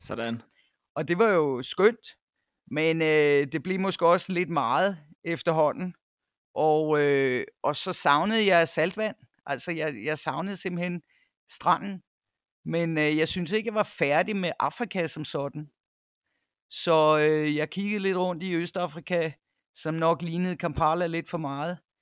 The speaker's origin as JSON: {"language": "Danish", "area": "North Jutland", "region": "North Denmark Region", "country": "Denmark", "tie": "born or raised there", "also_born_or_lived": "Cyprus / United States / Copenhagen / Nepal", "moved": "as an adult", "lives_now": "KwaZulu-Natal, South Africa", "said": "er født i Nordjylland, hvor jeg også øh, tilbragte to teenageår. Men ellers så er det meste af min barndom øh, været i, i Nordjylland"}